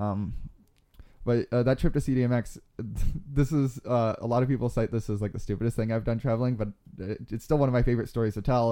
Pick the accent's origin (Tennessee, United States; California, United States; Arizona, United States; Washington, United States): Arizona, United States; Globe; I grew up in Globe, Arizona, which is about, um, an hour, uh, east of where we are now.